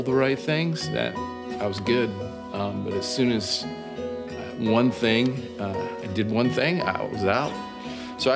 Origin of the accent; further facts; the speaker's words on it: Bend, Oregon, United States; I grew up in Bend, Oregon